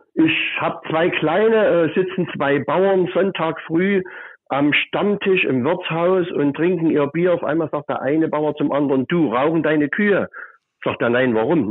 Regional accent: Altenburg, Thuringia, Germany; now in Leipzig, Germany; Ich bin nicht in Sachsen geboren. Ich bin in der Stadtstadt Altenburg geboren, also 45 Kilometer weg. Und damals äh, war ja Altenburg der letzte Zipfel von Thüringen sozusagen. Da bin ich geboren und bin dann 1986 hier nach Leipzig gezogen

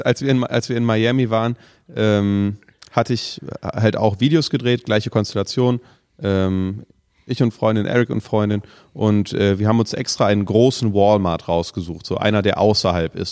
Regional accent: Germany; wir kommen aus Deutschland

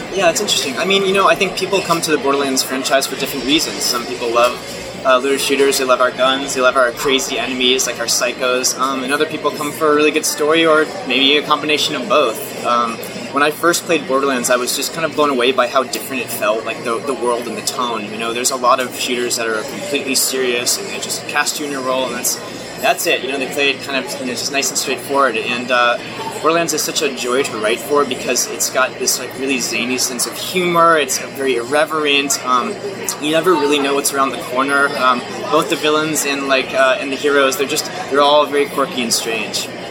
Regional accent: Florida, United States; I am from Florida

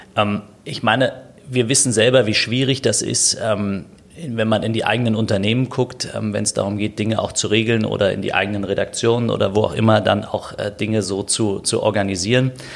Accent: Berlin, Germany; also born or lived in Steglitz-Zehlendorf, Berlin; ich bin in Berlin äh, aufgewachsen, in berlin malsdorf

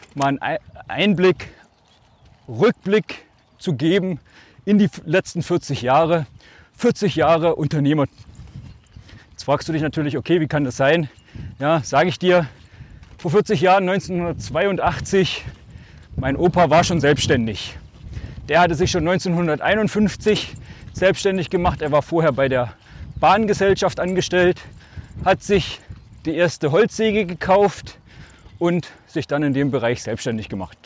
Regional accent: Altmark, Saxony-Anhalt, Germany; accent: Altmark / Swabian at home; Zu Hause schwäbisch und in der Schule würde ich mal sagen altmärkisch, wobei das schon relativ Hochdeutsch ist

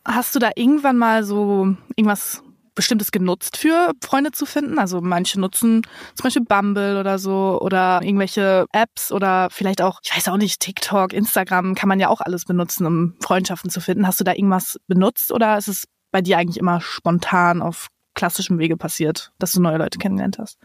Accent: district of Cloppenburg, Lower Saxony, Germany; moved away as an adult; now in Berlin, Germany; Wir sind tatsächlich beide im gleichen Landkreis aufgewachsen

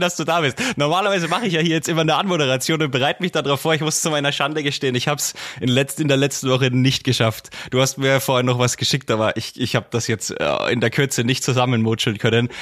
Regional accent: near Bamberg, Bavaria, Germany; Ich bin ja aus der Nähe von Bamberg, ich liege ja direkt zwischen Bamberg und Forchheim

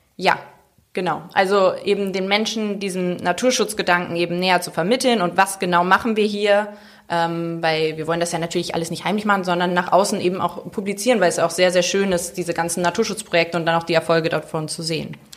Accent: Bad Lauterberg, Lower Saxony, Germany; moved away as an adult; also born or lived in Mainz; now in Sylt, Germany; ich bin im Harz geboren, Bad Lauterberg

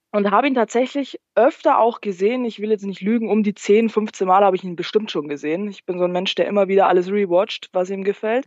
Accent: Landshut, Bavaria, Germany; aus Niederbayern tatsächlich. Äh, wenn dir Landshut was sagt

